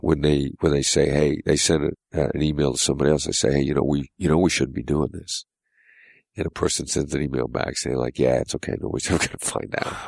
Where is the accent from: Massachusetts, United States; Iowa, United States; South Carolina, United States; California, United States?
Iowa, United States; Mount Pleasant; moved away; I grew up in a small town in Iowa